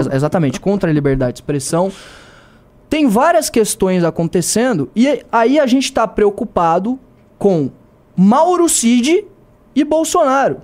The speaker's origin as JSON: {"language": "Portuguese", "town": "Joinville", "region": "Santa Catarina", "country": "Brazil", "said": "eu sou de Santa Catarina também, né? sou lá de Joinville"}